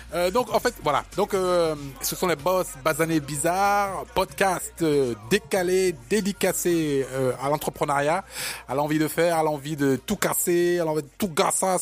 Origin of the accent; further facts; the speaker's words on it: Paris, Île-de-France, France; also born or lived in Africa; je suis né en Afrique, j'ai grandi ici en à Paris, et donc j'ai ce parisianisme